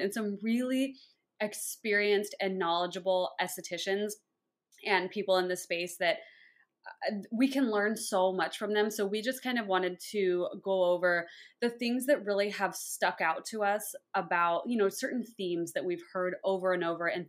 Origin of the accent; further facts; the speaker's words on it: Orange County, California, United States; moved away as an adult; also born or lived in Denver; I'm from California originally, from Orange County, and I always leave and I always come back